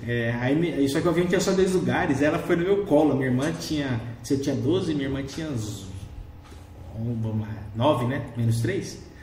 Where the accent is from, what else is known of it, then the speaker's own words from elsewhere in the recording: Rondonópolis, Mato Grosso, Brazil; Eu nasci aqui em Rondonópolis